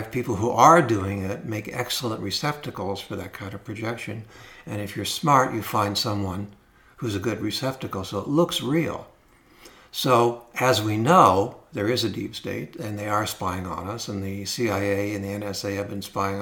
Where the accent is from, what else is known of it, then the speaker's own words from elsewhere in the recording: Los Angeles, California, United States; I grew up in Los Angeles